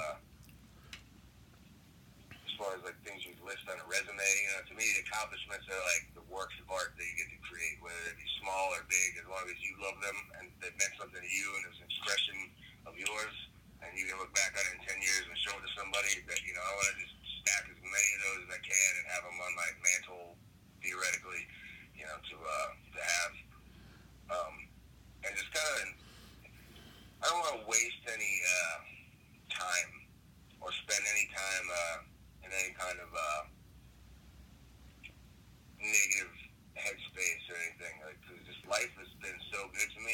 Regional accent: Cincinnati, Ohio, United States; my hometown arena

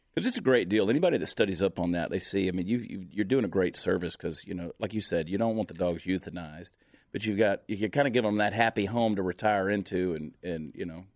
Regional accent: Georgia, United States; growing up in Georgia, uh, we grew up way down in the woods

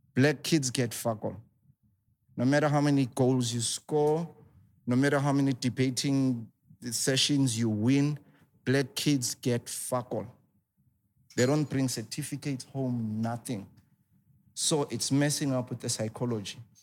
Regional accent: Soweto, Gauteng, South Africa; I grew up in Soweto.

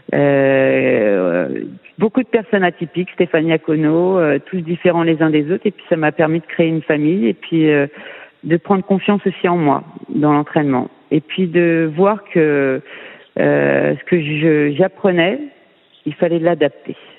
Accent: France; moved away as an adult; je suis française.

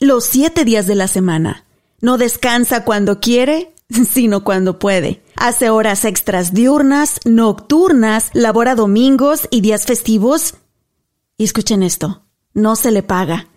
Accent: Mexico; moved away; Nos fuimos a un lugar en México, ahí en mi pueblo, que se llama el Arroyo del Sabino

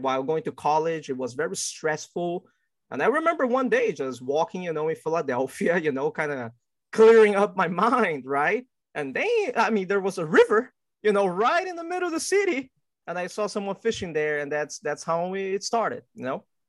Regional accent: Brazil; also born or lived in Qingdao, Shandong, China (ancestry); now in United States; my family is actually originally from China, but I was born and raised in Brazil

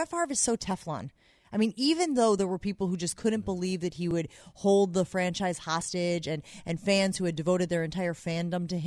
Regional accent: Northern Illinois, United States; I'm from Northern Illinois.

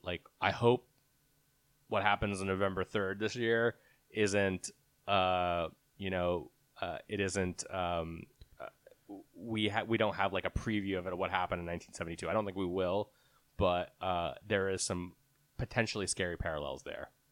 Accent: Texas, United States; I grew up in Texas

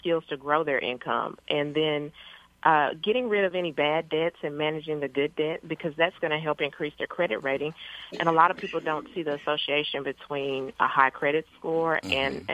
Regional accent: Paris, Texas, United States; I grew up in Paris, Texas, which is a little small town in northeast Texas

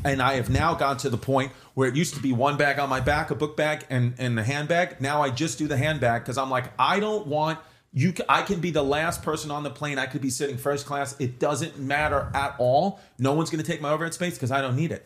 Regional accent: New York, United States; I grew up in New York

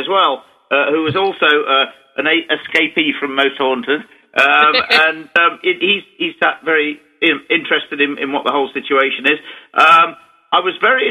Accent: England, United Kingdom

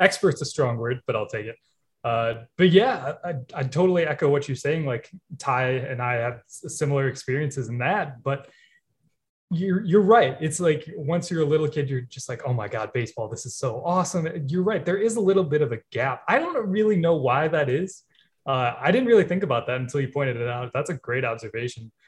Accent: Milwaukee, Wisconsin, United States; grew up around Milwaukee, so, like, it was easier to go to games

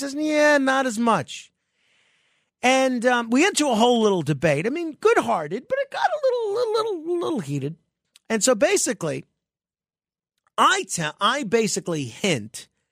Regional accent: New York, United States; my home state, and uh, I've lived my whole life in New York

